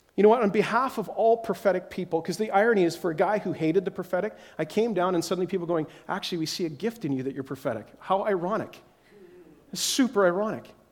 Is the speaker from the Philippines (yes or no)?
no; Whitehorse, Yukon, Canada; moved away; I'm again from Whitehorse, Yukon, is my original where we came from